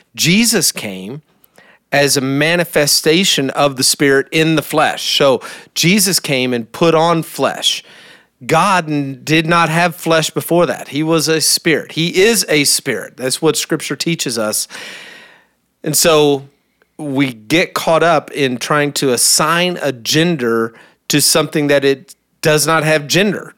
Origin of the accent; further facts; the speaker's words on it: Kentucky, United States; moved away; I barely speak English. I'm from Kentucky